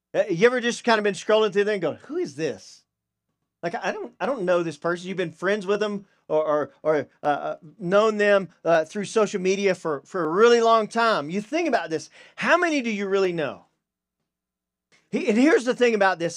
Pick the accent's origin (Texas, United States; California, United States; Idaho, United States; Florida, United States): Texas, United States; Deep East; I'm a redneck from Deep East Texas